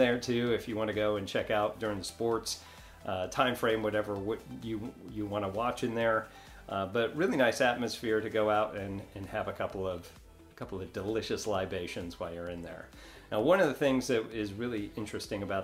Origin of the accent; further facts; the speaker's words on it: New York, United States; now in Destin, United States; I'm from New York